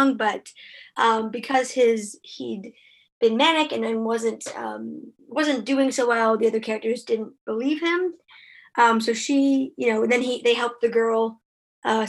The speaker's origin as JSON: {"language": "English", "country": "Canada", "also_born_or_lived": "Ottawa", "said": "I'm Canadian"}